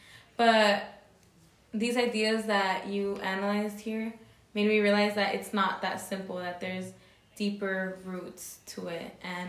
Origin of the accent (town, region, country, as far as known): Mexico